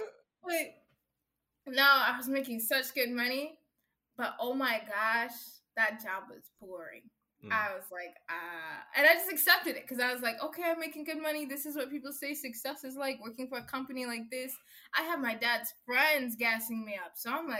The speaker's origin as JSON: {"language": "English", "country": "Kenya", "lives_now": "United States", "said": "I'm proud of where I come from. I'm proud of who I am. Yes, I'm Kenyan American. You know, like some people make me feel bad of like, oh, you're African. I'm like, no, I'm happy to be Kenyan."}